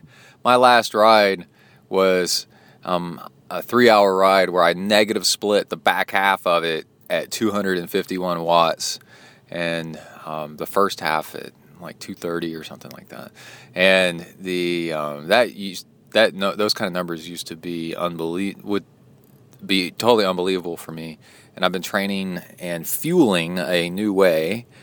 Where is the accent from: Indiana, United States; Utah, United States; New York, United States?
New York, United States; Farmingdale; moved away as an adult; now in Israel; I was brought up in the States, Farmingdale, New York, and moved to Israel over 30 years ago after finishing university.